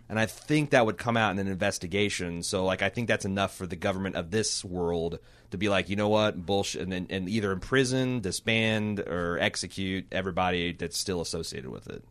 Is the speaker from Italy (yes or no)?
no; United States; I'm an American